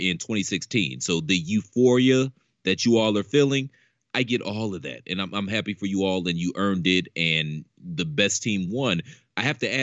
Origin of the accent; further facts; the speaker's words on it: Midwest, United States; I'm from the Midwest like you are. I'm a Midwest baby